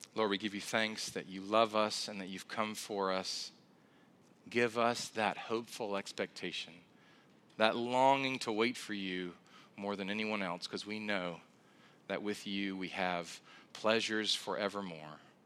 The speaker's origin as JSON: {"language": "English", "region": "South Carolina", "country": "United States", "moved": "yes", "said": "I'm originally from South Carolina"}